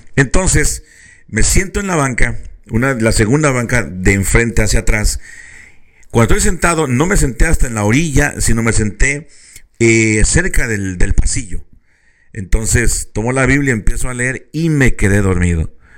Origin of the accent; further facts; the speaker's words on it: Mexico; now in California, United States; muchos mexicanos eh, hemos tomado lugar otra vez de California